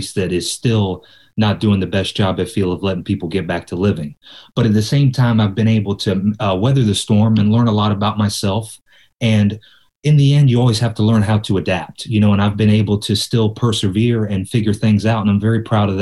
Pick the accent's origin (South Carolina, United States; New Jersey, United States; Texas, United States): South Carolina, United States; Myrtle Beach; now in Hermosa Beach, United States; I was born in Myrtle Beach, South Carolina